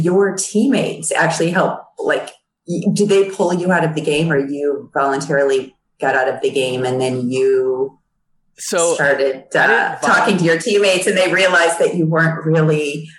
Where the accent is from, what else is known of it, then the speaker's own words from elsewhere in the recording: New York, United States; moved away as an adult; also born or lived in Boston / Chicago; now in Los Angeles, United States; I grew up in New York and then I went to school in Boston. So I've lived the seasons.